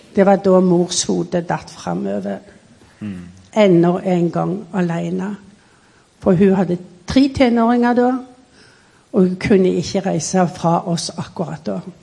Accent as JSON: {"language": "Norwegian", "country": "Norway", "tie": "born or raised there", "said": "Så i 1936 så kom jeg på ferie hjem til Norge, mm. og da ble jeg født."}